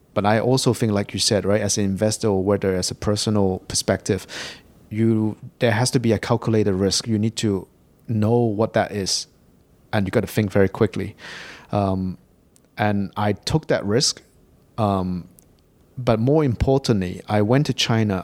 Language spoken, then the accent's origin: English; England, United Kingdom; moved away as an adult; now in Hong Kong; I grew up in Hong Kong. And, um, I left Hong Kong for England when I was very young. I did all my schooling over in, uh, in the U K